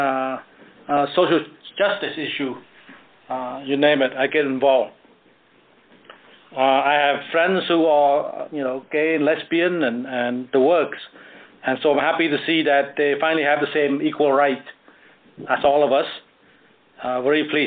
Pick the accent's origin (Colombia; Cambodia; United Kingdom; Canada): Cambodia; first language Khmer; English is a second language; now in United States; in my native tongue, Khmer